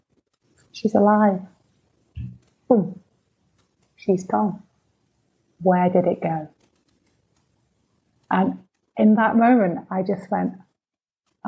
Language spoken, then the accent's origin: English; Manchester, North West England, United Kingdom; now in Cheshire, United Kingdom; I'm from Manchester